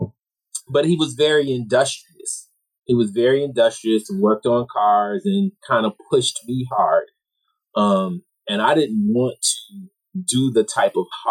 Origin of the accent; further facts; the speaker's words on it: Rochester, New York, United States; I'm from Rochester, New York, which is a blue-collar city. I didn't know any professionals growing up